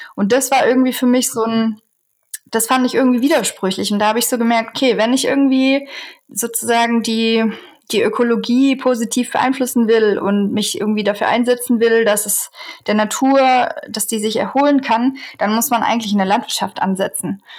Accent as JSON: {"language": "German", "region": "Southern Germany", "country": "Germany", "tie": "born or raised there", "also_born_or_lived": "Eberswalde", "moved": "as an adult", "said": "Ich bin eigentlich in Süddeutschland aufgewachsen"}